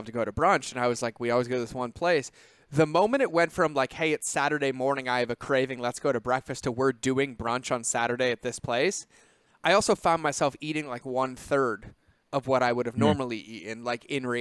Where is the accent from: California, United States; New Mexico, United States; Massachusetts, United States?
Massachusetts, United States; I grew up in Massachusetts.